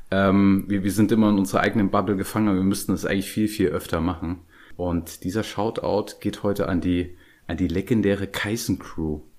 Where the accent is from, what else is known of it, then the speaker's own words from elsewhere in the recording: Dresden, Saxony, Germany; born there; ihr, ihr hört es vielleicht nicht bei mir, aber ich bin geborener Dresdner und wenn ich so leichten sächsischen Akzent höre